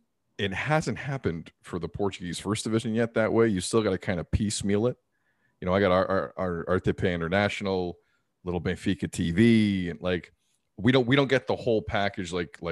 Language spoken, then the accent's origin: English; Toronto, Ontario, Canada; Born in Canada. Folks came here relatively young. They met here. I got two other brothers. We grew up in the Toronto area our entire lives.